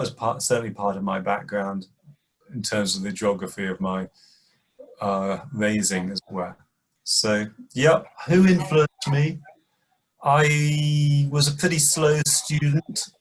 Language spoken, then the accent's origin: English; Birmingham, West Midlands, United Kingdom; I grew up in Birmingham, which is a large industrial city in the middle of the United Kingdom.